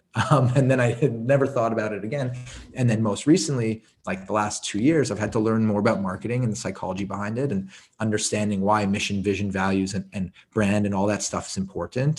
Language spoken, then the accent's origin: English; Montreal, Quebec, Canada; I grew up in Montreal. I, I lived in the suburbs.